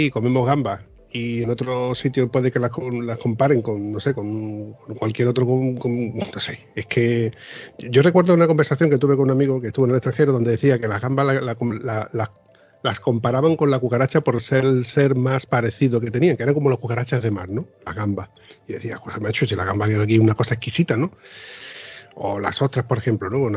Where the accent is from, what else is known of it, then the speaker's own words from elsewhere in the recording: Andalusia, Spain; Yo he dicho un puchero porque, como andaluz que soy, es la comida típica de aquí